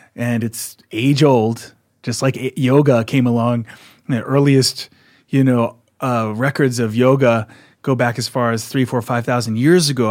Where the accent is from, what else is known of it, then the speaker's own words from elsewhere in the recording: outside of Philadelphia, Pennsylvania, United States; moved away; also born or lived in Sedona, Arizona; where I grew up outside of Philadelphia.